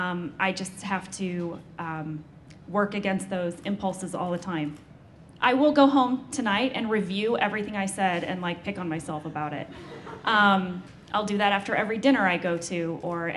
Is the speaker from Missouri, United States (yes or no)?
yes; St. Louis, Missouri, United States; moved away; growing up in St. Louis, Missouri